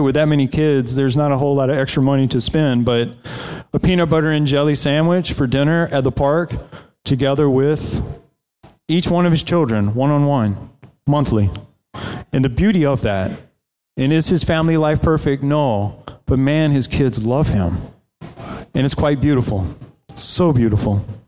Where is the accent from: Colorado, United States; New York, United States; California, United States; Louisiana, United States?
Louisiana, United States; South; moved away; I grew up in South Louisiana, on the coast of South Louisiana, right south of New Orleans.